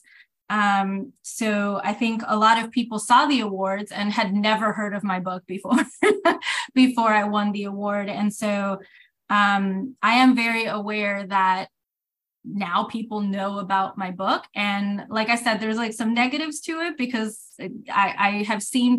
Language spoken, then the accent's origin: English; Puerto Rico; growing up in Puerto Rico, you know, the books I had access